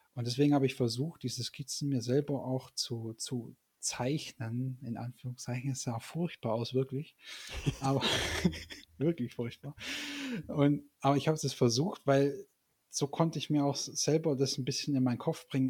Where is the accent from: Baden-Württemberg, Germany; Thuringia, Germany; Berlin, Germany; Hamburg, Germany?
Baden-Württemberg, Germany; Stuttgart; moved away as an adult; also born or lived in Leipzig; nicht mehr in Stuttgart, wo ja eigentlich meine Heimat ist